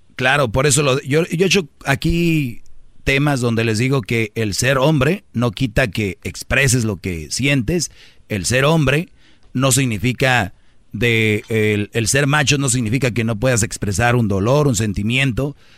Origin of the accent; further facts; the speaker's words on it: northern Mexico, Mexico; así hablo yo fuerte. Soy de, del norte